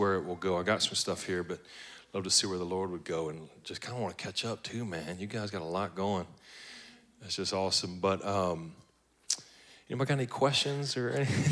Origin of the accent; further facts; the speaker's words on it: Baton Rouge, Louisiana, United States; moved away as an adult; now in Atlanta, United States; I'm originally from Baton Rouge, Louisiana, like way down at the bottom. They put crawfish in your baby bottles down there.